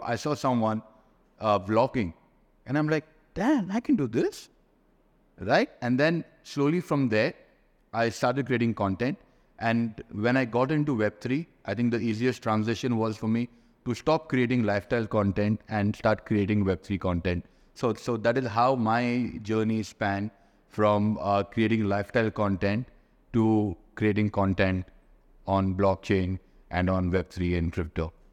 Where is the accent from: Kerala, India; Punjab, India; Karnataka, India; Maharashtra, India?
Karnataka, India; Bangalore; also born or lived in Bali; now in Dubai, United Arab Emirates; I'm based here in Dubai, though I'm from Bangalore